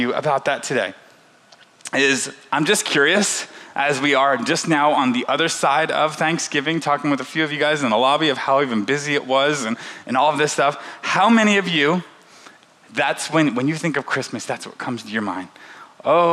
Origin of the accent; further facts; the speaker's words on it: the South, United States; moved away; also born or lived in Central Illinois; I grew up in the South